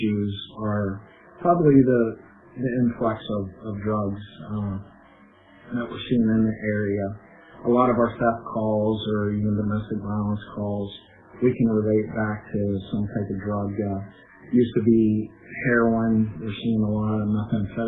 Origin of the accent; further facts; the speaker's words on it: Reynoldsville, Pennsylvania, United States; I grew up in Reynoldsville